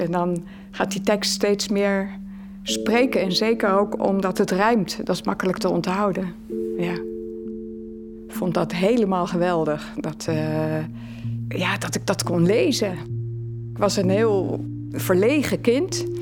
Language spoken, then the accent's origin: Dutch; Netherlands; also born or lived in Leiden, Netherlands; now in Halle, Belgium; Ik ben uiteraard van Nederland